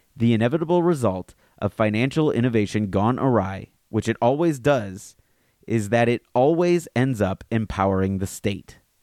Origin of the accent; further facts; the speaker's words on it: Alabama, United States; now in Fairfield County, Connecticut, United States; growing up in Alabama like me